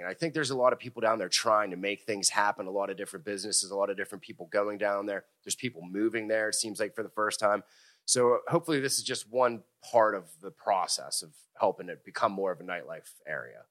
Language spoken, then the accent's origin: English; Hickory, Pennsylvania, United States; I grew up, uh, in a little town called Hickory, went to Fort Cherry High School, which is in Washington County